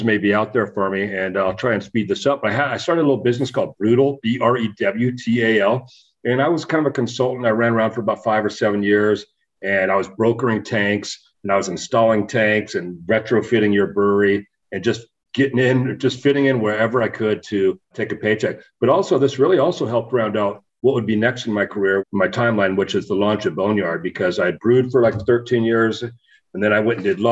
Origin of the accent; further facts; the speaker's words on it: California, United States; moved away; also born or lived in Bend, Oregon / Phoenix, Arizona / Paso Robles, California; I'm originally from California